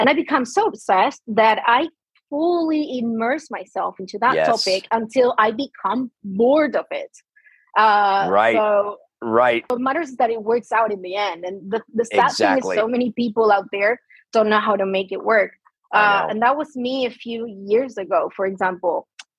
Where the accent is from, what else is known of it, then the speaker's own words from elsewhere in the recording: Argentina; English is a second language; So growing up here in Argentina, the thing is, most people, especially like most doctors, they don't even know what ADHD is.